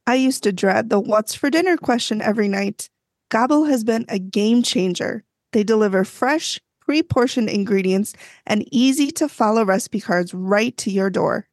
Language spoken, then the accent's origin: English; Midwest, United States; accent: Midwestern